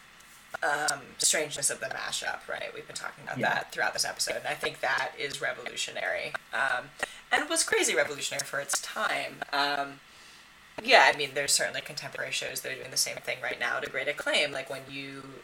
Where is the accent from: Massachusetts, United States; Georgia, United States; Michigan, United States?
Massachusetts, United States; I grew up in Massachusetts